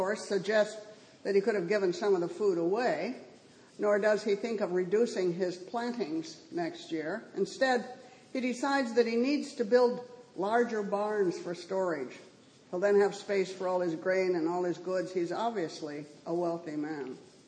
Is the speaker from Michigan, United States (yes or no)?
no; Southern California, United States; moved away; where I grew up in Southern California